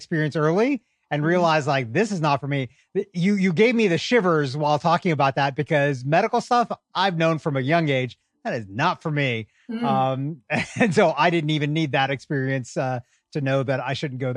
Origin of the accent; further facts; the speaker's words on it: Kentucky, United States; I grew up in Kentucky